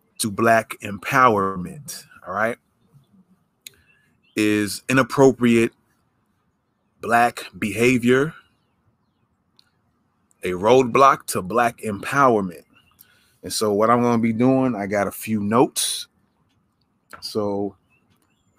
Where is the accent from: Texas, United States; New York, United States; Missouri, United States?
New York, United States; New York, my home state